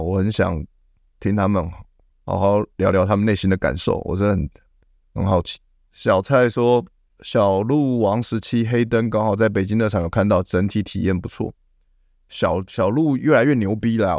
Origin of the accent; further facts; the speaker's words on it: Taiwan; 我是台湾人